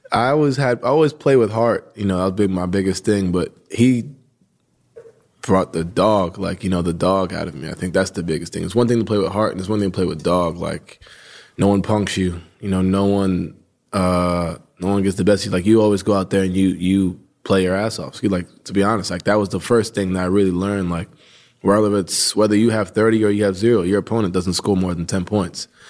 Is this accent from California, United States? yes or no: no; New York, United States; I grew up right outside New York City.